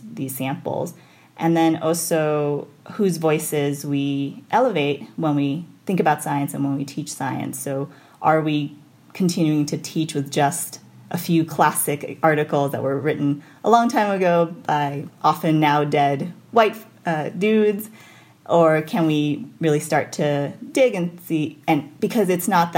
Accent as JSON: {"language": "English", "town": "New York City", "region": "New York", "country": "United States", "tie": "born or raised there", "moved": "as an adult", "lives_now": "Idaho, United States", "said": "I grew up in New York City"}